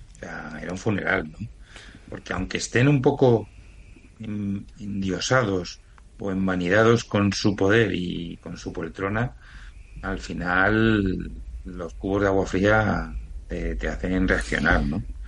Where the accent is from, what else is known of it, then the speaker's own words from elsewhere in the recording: Canary Islands, Spain; como canario, cuando defiendo mi insularidad